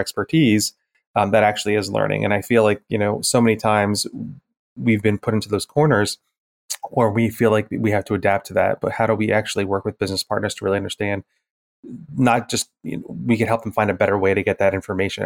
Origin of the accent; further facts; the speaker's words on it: New England, United States; moved away; I'm originally from New England